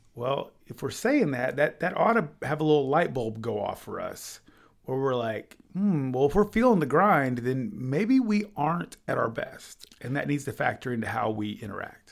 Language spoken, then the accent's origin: English; Illinois, United States; also born or lived in Kansas City, Missouri; I was born in Illinois